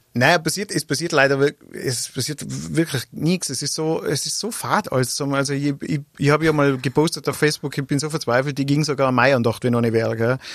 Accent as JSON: {"language": "German", "town": "Grins", "region": "Tyrol", "country": "Austria", "said": "ich komm aus Grinz bei Landeck, also Oberland"}